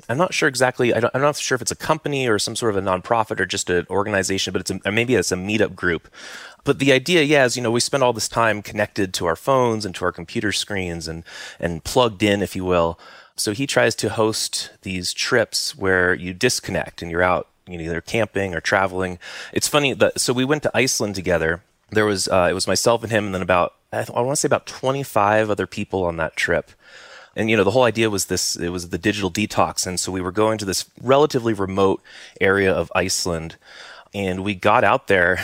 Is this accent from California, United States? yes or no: yes; Silicon Valley, California, United States; also born or lived in Santa Cruz Mountains, California; I grew up in Silicon Valley